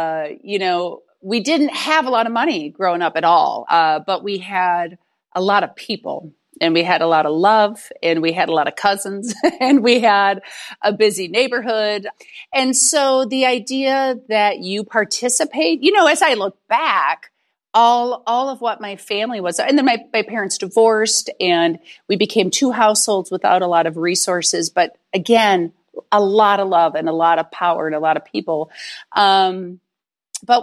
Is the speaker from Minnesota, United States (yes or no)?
yes; St. Paul, Minnesota, United States; I'm actually originally from St. Paul, Minnesota, and Duluth is 2 hours north of St. Paul, Minneapolis.